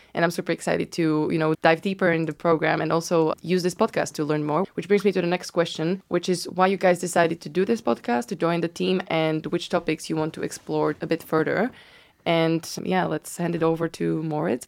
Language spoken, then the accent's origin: English; Bratislava, Bratislava Region, Slovakia; moved away as an adult; also born or lived in Amsterdam / Berlin; now in London, United Kingdom; I, I'm from Slovakia, from Bratislava.